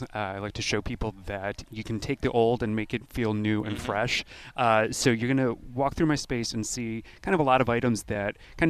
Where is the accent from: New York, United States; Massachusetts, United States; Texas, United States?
New York, United States; Buffalo; moved away as an adult; also born or lived in Los Angeles / Minneapolis / Philadelphia; grew up in Buffalo. I left for a couple decades.